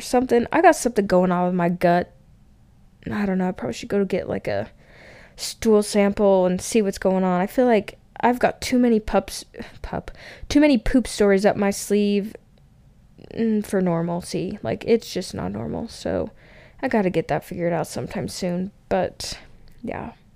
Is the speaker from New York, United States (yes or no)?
no; Wellsville, Utah, United States; also born or lived in Layton, Utah; I was from Utah.